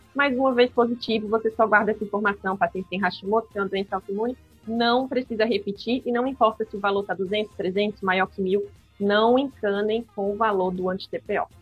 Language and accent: Portuguese; Aracaju, Sergipe, Brazil; moved away as an adult; also born or lived in São Paulo; E atualmente eu voltei para minha cidade natal, que é Aracaju